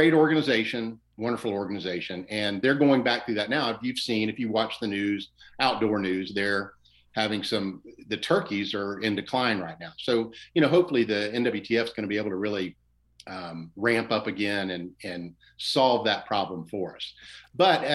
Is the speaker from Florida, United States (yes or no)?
yes; West Central Florida, United States; I grew up in West Central Florida